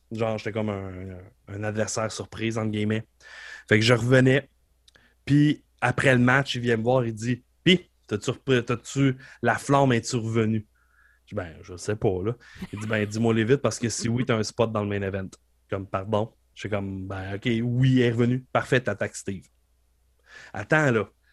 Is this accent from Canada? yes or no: yes; Beauce, Quebec, Canada; je viens de la Beauce